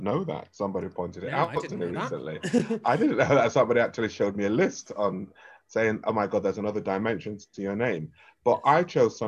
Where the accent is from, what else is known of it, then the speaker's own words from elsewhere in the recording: London, United Kingdom; If you ask me where I'm from, I'll tell you it's London